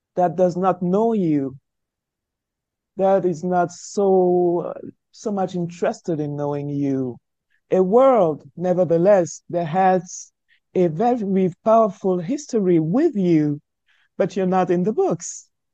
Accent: Douala, Littoral, Cameroon; first language French; English is a second language; moved away as an adult; now in France; being born in Africa, in post colonial Africa, uh, in the 70s, uh, in a country that had uh, both French and English as official languages, uh, being bred only in the French language when I was while I was growing up in Africa

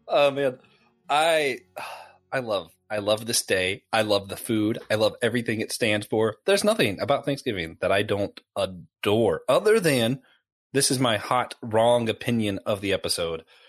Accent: Tennessee, United States; moved away; also born or lived in the Carolinas; Growing up in Tennessee where they have real barbecue, the tomato-based stuff, and then ending up in the Carolinas

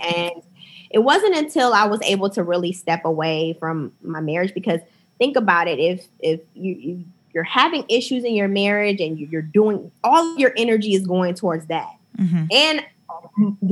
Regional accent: Akron, Ohio, United States; moved away; also born or lived in New York; growing up in Akron, we didn't have a ton of diversity.

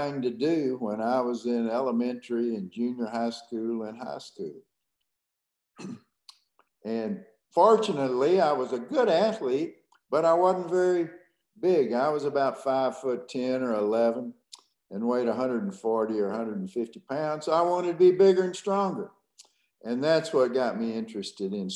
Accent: Conroe, Texas, United States; I was born and raised in Conroe, Texas, which was about 35 miles north of Houston

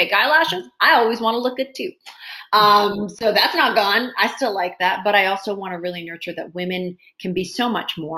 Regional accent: Maple Ridge, British Columbia, Canada; also born or lived in Hong Kong; I grew up in Maple Ridge, is a predominantly white, you know, place to grow up.

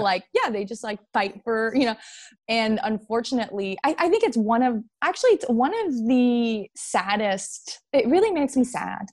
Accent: Montreal, Quebec, Canada; moved away as an adult; now in United States; I am Canadian, yes. yes. Um, and and I've been living in the states, yeah, for the last seven, eight.

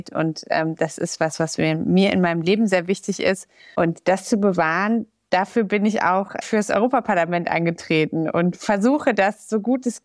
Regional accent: Gelsenkirchen, North Rhine-Westphalia, Germany; So in Gelsenkirchen und Umgebung. Aber ich bin in Gelsenkirchen zur Schule gegangen.

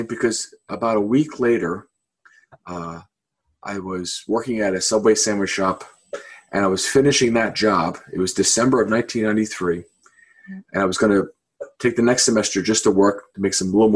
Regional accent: Philadelphia, Pennsylvania, United States; moved away as an adult; also born or lived in Florida; originally, I'm from Philadelphia. I was born in an Irish Catholic family. And, you know, as a kid growing up, I didn't know there was anything other than Catholic. There was just a kind of a neighborhood kind of feel.

